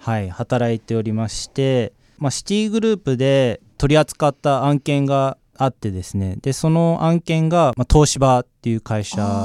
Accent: Osaka, Japan; moved away; also born or lived in Melbourne, Australia; 出身は、えー、実はまあ大阪でして、はい、ただまあオーストラリアにずっと住んでいたので、まあ、全部で20年間

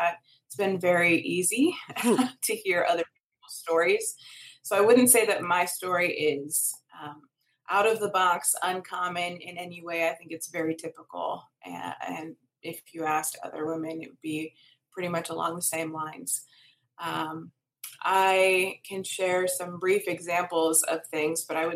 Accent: Minnesota, United States; moved away as an adult; also born or lived in Southern Adventist University, Tennessee; I'm from Minnesota originally.

